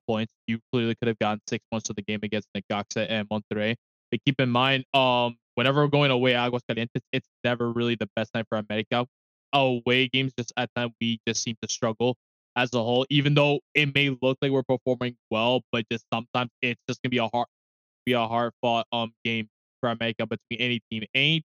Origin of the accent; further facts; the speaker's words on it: New York City, New York, United States; I ain't from the Bronx. I'm from Brooklyn.